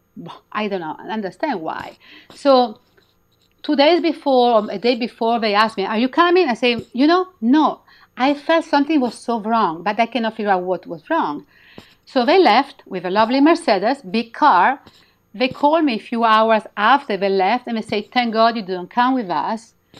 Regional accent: Milan, Lombardy, Italy; English is a second language; moved away as an adult; also born or lived in Midwest, United States; now in United States; I'm from Milan

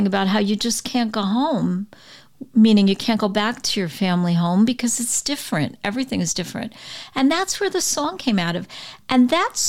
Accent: New York City, New York, United States; I grew up on the Brooklyn-Queens border

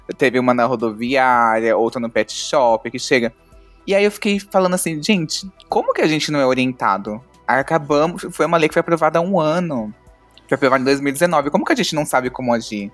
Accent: São Paulo, Brazil; eu sou de São Paulo

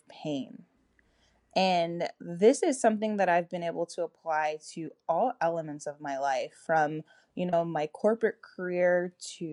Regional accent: Toronto, Ontario, Canada; moved away as an adult; now in Atlanta, United States; So I'm originally from Toronto, Canada, and I moved to the U.S. and I've been here for a little over a decade now.

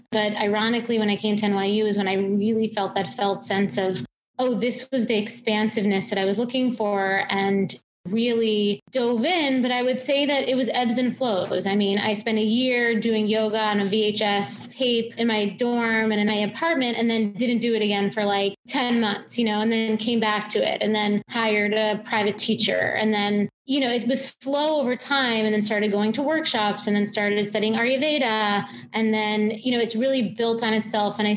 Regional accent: Long Island, New York, United States; Yorker, born and bred, but I grew up in Long Island. So I grew up there and then actually went to NYU for my undergrad and also for my grad. So I graduated in 2003. So I've actually been here in New York City for almost 22

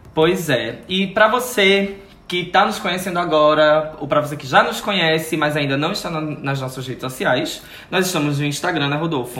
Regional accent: Sirinhaém, Pernambuco, Brazil; Eu sou daquela região ah. de Recife, mas eu sou de Sirinhaém

